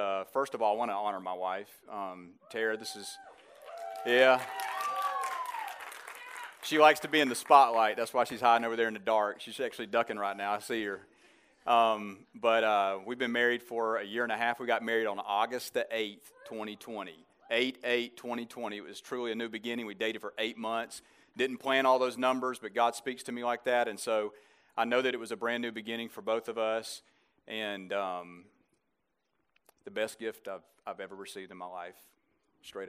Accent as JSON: {"language": "English", "town": "Birmingham", "region": "Alabama", "country": "United States", "said": "I reign from the north of Florida in Birmingham, Alabama. So if you couldn't figure that out with my accent"}